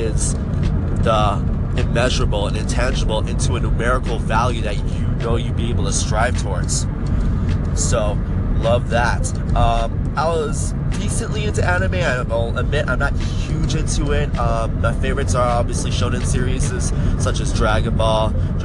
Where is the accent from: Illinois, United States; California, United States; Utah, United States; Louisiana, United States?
Illinois, United States; Chicago; I am from the Chicago area